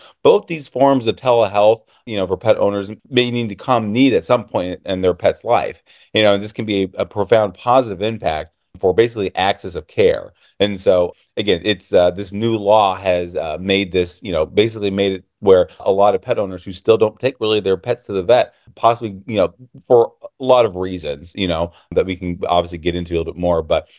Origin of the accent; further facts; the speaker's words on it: Illinois, United States; I am from Illinois. And so our laws are still, you need a client-patient relationship